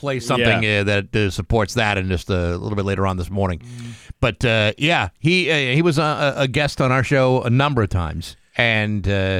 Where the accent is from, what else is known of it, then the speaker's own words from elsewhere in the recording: Massachusetts, United States; growing up in Massachusetts